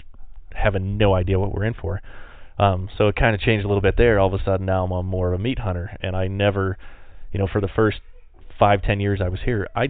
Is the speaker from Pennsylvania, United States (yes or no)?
yes; Pennsylvania, United States; now in Montana, United States; originally growing up in Pennsylvania, it was super cool